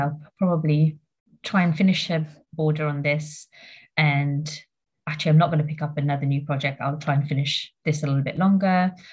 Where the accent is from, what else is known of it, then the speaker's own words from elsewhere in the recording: Mauritius; moved away; I grew up in Mauritius for a bit. So that's where I'm from originally.